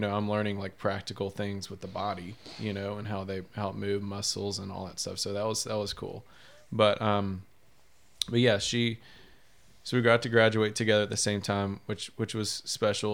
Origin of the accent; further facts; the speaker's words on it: Shreveport, Louisiana, United States; also born or lived in Baton Rouge; I'm from Shreveport. Um, I went to Byrd High School